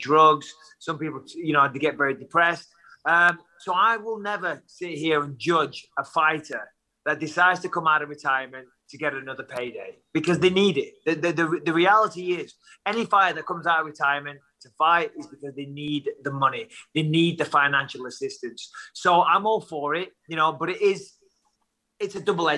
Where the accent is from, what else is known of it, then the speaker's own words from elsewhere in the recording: Clitheroe, North West England, United Kingdom; I come from Clitheroe